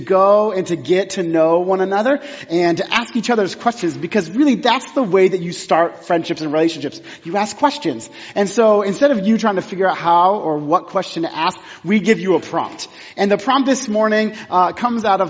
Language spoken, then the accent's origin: English; Texas, United States; moved away; I'm from Texas